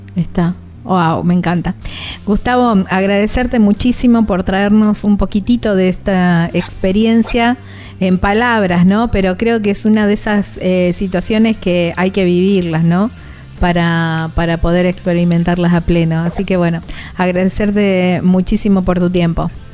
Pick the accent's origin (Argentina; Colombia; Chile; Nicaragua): Argentina; southern Santa Fe province; muy cerquita de donde yo soy